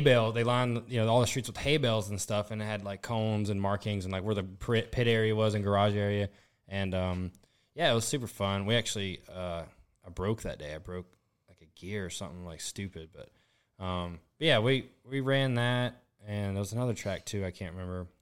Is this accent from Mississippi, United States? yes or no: yes; Southern Mississippi, United States; moved away as an adult; now in New Orleans, United States; I'm from Southern Mississippi